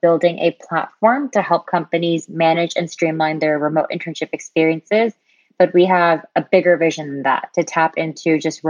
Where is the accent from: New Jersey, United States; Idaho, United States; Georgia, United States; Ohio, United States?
New Jersey, United States; born and raised in New Jersey in the USA